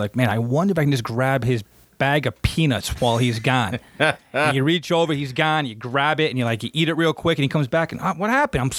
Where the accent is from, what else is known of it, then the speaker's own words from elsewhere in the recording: New Jersey, United States; growing up in Jersey here